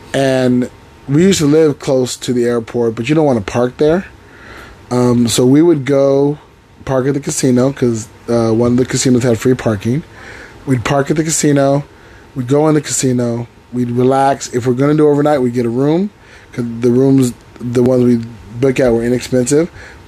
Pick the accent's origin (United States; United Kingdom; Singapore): United Kingdom; I'm British.